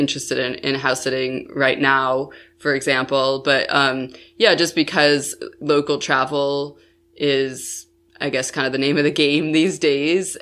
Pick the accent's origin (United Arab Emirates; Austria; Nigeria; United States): United States; Buffalo, New York; moved away as an adult; when I was eight, my family moved to Buffalo, New York, which is, like, on the opposite side of New York State